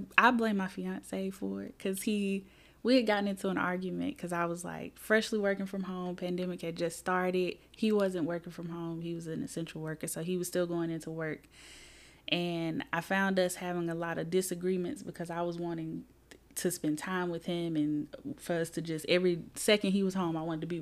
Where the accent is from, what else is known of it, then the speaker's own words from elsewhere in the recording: Birmingham, Alabama, United States; moved away as an adult; also born or lived in Selma, Alabama; now in Huntsville, United States; I'm from Birmingham, went to Huffman High School. I'm just a regular girl from the East Side. I grew up here mostly